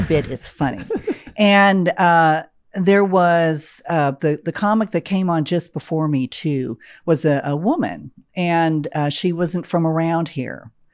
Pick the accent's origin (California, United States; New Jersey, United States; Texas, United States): Texas, United States; Austin; moved away; I'm originally from Austin, Texas, one of the hippest, coolest cities in the country